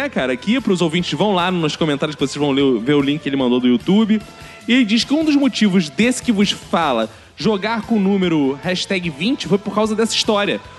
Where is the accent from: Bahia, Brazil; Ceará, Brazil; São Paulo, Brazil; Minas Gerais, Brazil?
São Paulo, Brazil; Sim, eu sou de São Paulo. Aqui é normal chamarmos van escolar de perua.